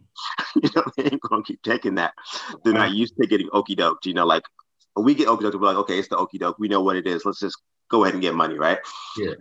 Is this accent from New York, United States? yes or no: yes; New York, United States; moved away; I'm originally from New York, New York. Um, I've been out here for 31 years